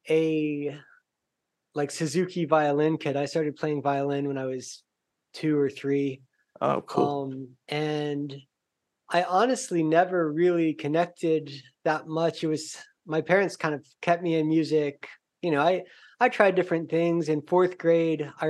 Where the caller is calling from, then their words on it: Aguada, Puerto Rico; Uh, Aguada, Puerto Rico.